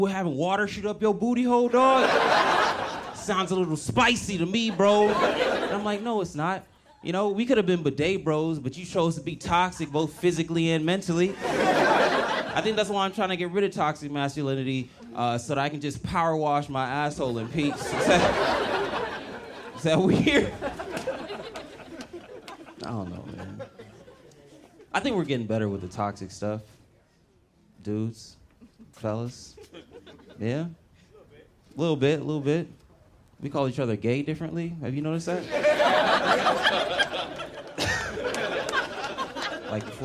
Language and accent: English; Los Angeles, California, United States; I'm from Los Angeles, born and raised